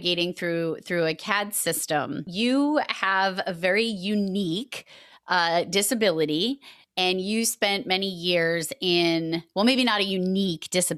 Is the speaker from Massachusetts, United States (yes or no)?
yes; Massachusetts, United States; accent: Massachusetts; my Massachusetts accent is fierce